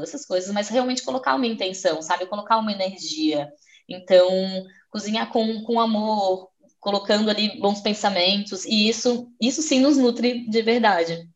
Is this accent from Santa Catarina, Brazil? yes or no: yes; Florianópolis, Santa Catarina, Brazil; moved away as an adult; now in Portugal; Eu sou de Florianópolis, uma ilha linda no sul do Brasil, e eu estou aqui em Portugal já faz dois anos e meio